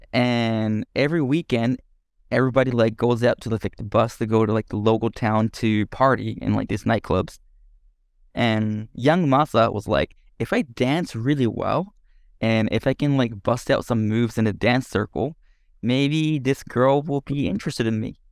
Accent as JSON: {"language": "English", "country": "Japan", "tie": "born or raised there", "also_born_or_lived": "Denmark", "second_language": "English", "moved": "as an adult"}